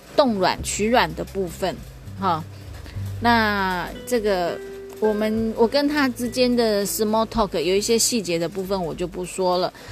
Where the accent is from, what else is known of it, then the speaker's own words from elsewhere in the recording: Taiwan; also born or lived in Taoyuan; 我们的台湾第一美女林志玲